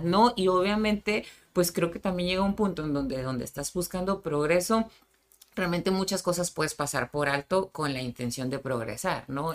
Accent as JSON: {"language": "Spanish", "town": "Tijuana", "region": "Baja California", "country": "Mexico", "tie": "born or raised there", "said": "nací en Tijuana pero de papás sinaloenses"}